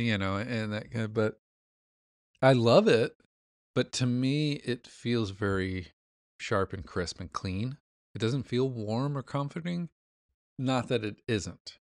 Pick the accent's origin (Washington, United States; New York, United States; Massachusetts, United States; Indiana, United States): Indiana, United States; I'm from Indiana.